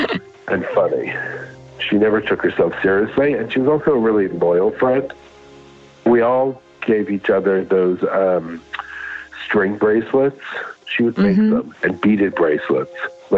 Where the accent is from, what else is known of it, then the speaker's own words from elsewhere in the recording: New York City, New York, United States; I grew up on the Upper East Side, and kids on the Upper East Side grew up fast. We were in New York City, and we were 16, 17, 18